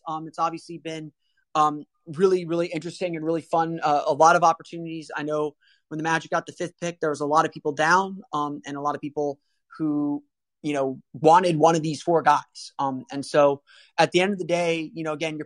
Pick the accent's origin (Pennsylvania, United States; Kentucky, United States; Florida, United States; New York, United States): Florida, United States; Orlando; I grew up in Orlando.